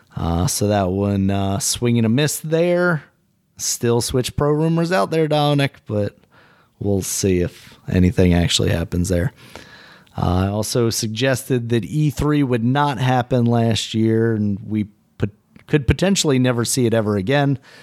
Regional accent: United States; I'm American

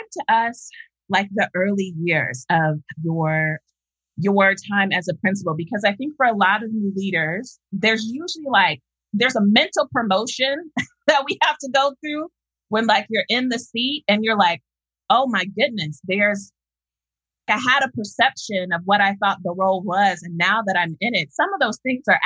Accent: Columbus, Ohio, United States; I'm from Columbus, Ohio

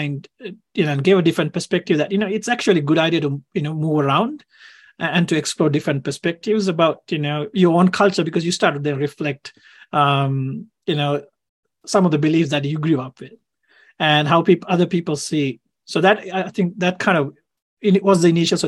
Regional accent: Sri Lanka; now in Australia; I grew up in Sri Lanka

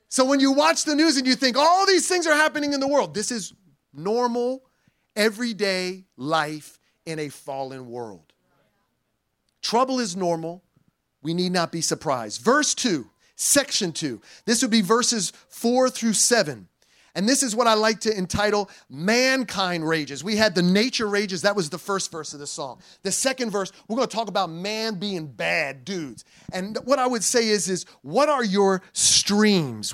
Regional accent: New Jersey, United States; also born or lived in Puerto Rico; I'm from New Jersey and I'm a Puerto Rican

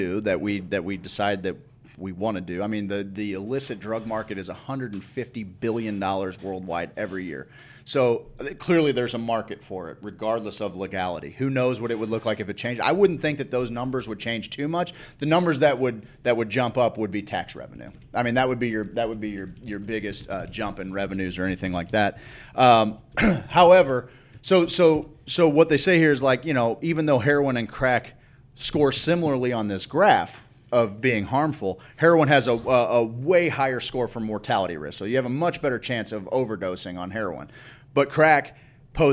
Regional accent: St. Louis, Missouri, United States; I'm from St. Louis

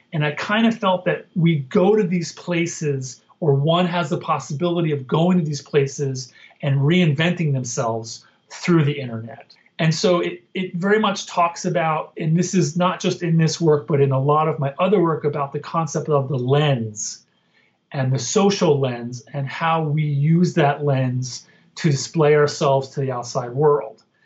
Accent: Northwest New Jersey, United States; I grew up in Northwest Jersey outside of Manhattan.

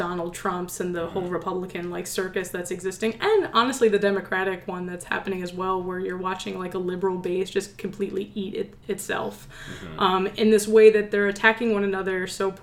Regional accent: Atlantic City, New Jersey, United States; moved away as an adult; now in San Francisco, United States; I'm originally from Atlantic City

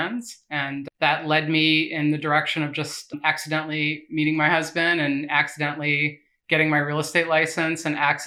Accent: Chicago, Illinois, United States; I grew up in Edgewater.

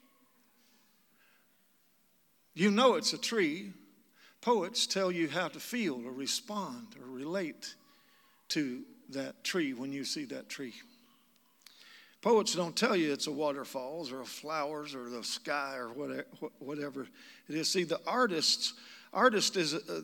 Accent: Kentucky, United States; moved away; also born or lived in Asheville, North Carolina; I'm from Kentucky. That's where I got this accent

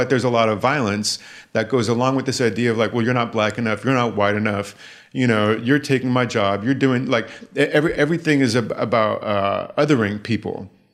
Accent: the Bay Area, California, United States; moved away; I had to get out of the Bay

